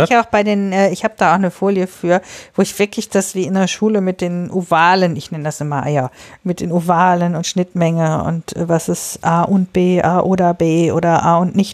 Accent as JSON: {"language": "German", "town": "Bielefeld", "region": "North Rhine-Westphalia", "country": "Germany", "also_born_or_lived": "Osnabrück", "said": "Ich komme jetzt aus Bielefeld und ich habe vorher mal in Osnabrück studiert."}